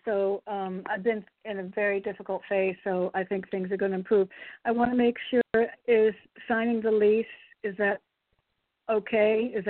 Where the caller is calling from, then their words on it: Connecticut, United States; Hi, it's … in Connecticut.